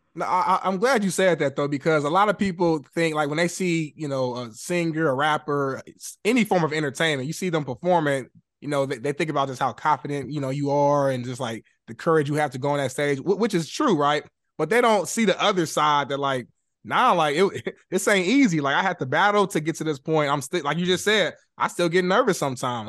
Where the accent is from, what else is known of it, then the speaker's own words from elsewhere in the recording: Indianapolis, Indiana, United States; moved away as an adult; now in Los Angeles, United States; growing up in Indy